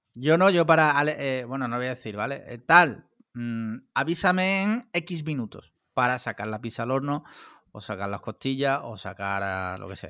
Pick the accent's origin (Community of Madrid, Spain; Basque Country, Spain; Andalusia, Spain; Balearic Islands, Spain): Andalusia, Spain; yo no soy valenciano, ni murciano, ni nada, yo soy andaluz